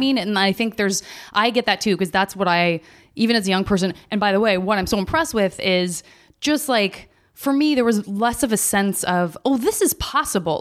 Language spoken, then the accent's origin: English; Arizona, United States; I'm from Arizona